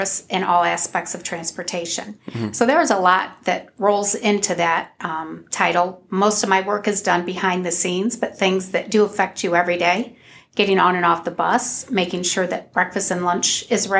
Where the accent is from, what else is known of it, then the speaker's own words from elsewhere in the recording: Providence Township, Ohio, United States; I grew up in Providence Township, although I didn't attend Otsego. I attended Anthony Wayne High School